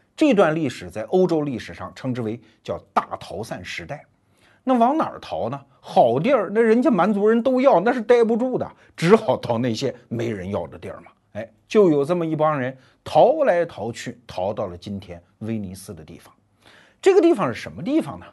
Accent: China; 我们中国人都知道那幅著名的壁画吧

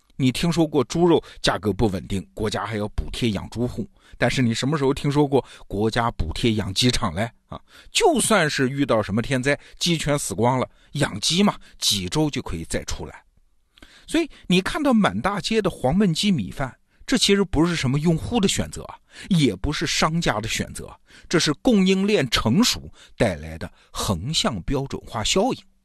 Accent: China; 美国中餐厅卖的不是我们中国人日常吃的那种中餐啊

